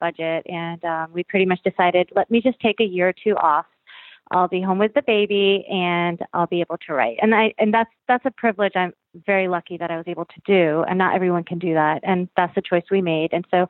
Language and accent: English; South Florida, United States; I was born and raised in South Florida